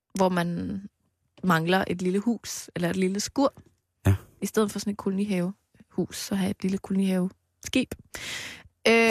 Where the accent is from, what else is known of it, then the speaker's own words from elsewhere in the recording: Knebel, Central Denmark Region, Denmark; jeg voksede op i Knebel præstegård